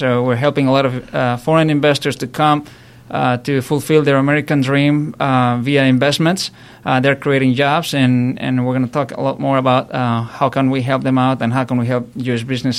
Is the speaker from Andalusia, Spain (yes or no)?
no; Madrid, Community of Madrid, Spain; moved away as an adult; also born or lived in Florida, United States / Atlanta, United States; now in United States; I'm originally from Spain, from Madrid. I came to the U.S. in 1997 to become an engineer.